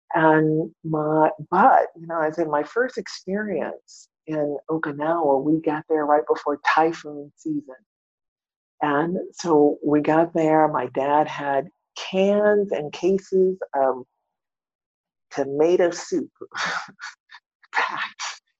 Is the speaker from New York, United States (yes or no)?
no; Maine, United States; born there; I am the fourth daughter of an African-American Air Force military family. That I was born in Maine, up north near the Canadian border.